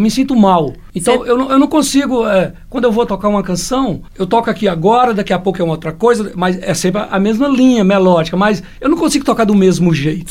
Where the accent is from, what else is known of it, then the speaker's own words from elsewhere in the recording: Joaíma, Minas Gerais, Brazil; also born or lived in Almenara; eu brincava de roda quando era criança lá em Joaíma